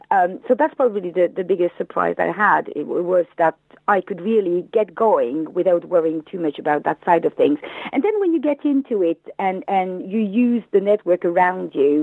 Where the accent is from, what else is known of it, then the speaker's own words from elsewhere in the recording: France; English is a second language; moved away as an adult; now in United Kingdom; You may have heard from my accent that I am not English. I moved in the UK 15 years ago from France, where I was a teacher